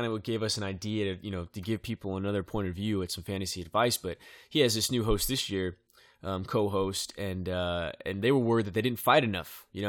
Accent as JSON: {"language": "English", "town": "Bakersfield", "region": "California", "country": "United States", "said": "Sounds like a bad word, but it's not. I'm an American from Bakersfield, California."}